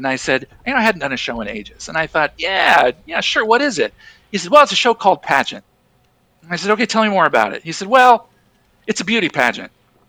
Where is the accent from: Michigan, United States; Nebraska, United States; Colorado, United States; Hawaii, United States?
Nebraska, United States; Grand Island; also born or lived in Omaha, Nebraska; I grew up in Grand Island. And then I moved to Omaha in 2000.